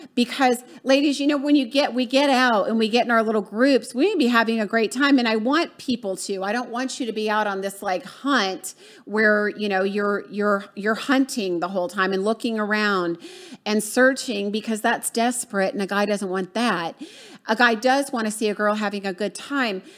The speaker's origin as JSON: {"language": "English", "region": "the South", "country": "United States", "also_born_or_lived": "Florida", "said": "I'm from the South"}